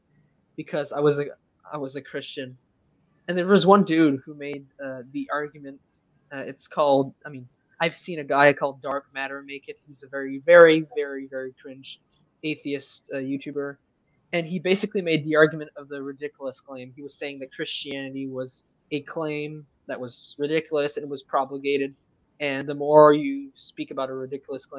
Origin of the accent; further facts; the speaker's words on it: Canada; first language French; English is a second language; I'm Canadian, so I'm not totally American